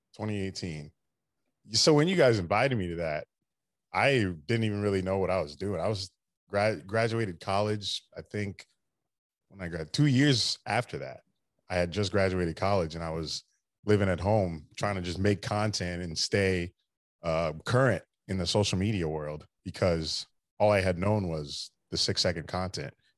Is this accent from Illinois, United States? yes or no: no; Daytona Beach, Florida, United States; I grew up in Daytona Beach, so I've always been going to the Daytona five hundred with my dad